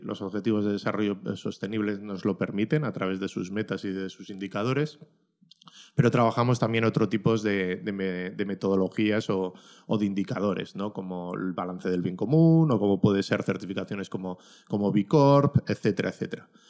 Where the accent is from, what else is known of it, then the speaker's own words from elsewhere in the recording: Ollávarre, Basque Country, Spain; mi pueblo, de Ollavarre.